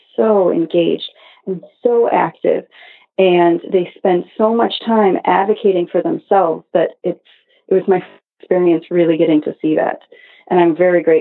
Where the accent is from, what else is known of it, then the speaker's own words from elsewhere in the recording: Cleveland, Ohio, United States; moved away as an adult; also born or lived in Arizona; now in New York City, United States; I grew up in Cleveland, Ohio